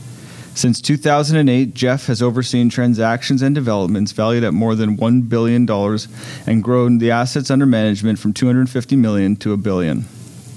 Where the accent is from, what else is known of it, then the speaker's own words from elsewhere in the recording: Toronto, Ontario, Canada; I was born at Bayview and Finch. I went to school at Bathurst and Finch.